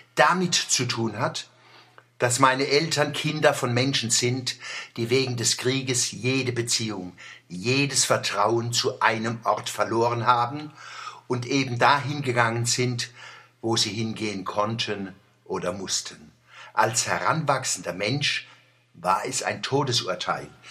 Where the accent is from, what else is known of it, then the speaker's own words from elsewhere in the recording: Kurpfalz / Odenwald, Germany; als Kurpfälzer und Odenwälder